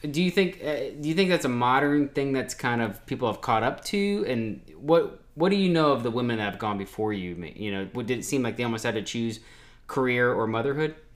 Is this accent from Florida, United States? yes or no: yes; Ocala, Florida, United States; moved away as an adult; also born or lived in Washington D.C.; now in Jacksonville, United States; We're all from Ocala, Florida